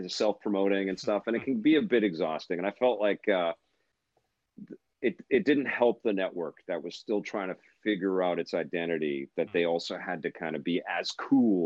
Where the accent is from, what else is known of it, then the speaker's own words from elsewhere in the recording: Canada; Being Canadian